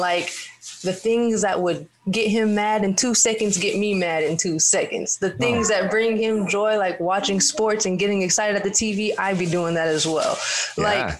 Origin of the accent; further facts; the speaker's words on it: Minnesota, United States; born there; I was born in Minnesota.